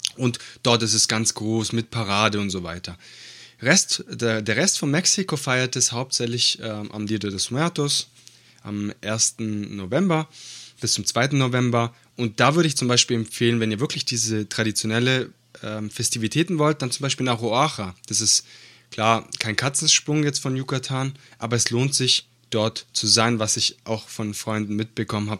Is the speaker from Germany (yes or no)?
no; Italy; moved away; Ich bin ja äh, gebürtiger Italiener